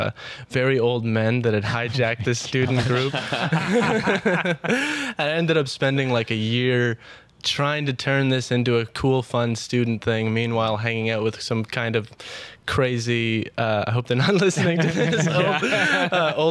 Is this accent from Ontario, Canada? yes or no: yes; Ottawa, Ontario, Canada; I was born and raised here in Ottawa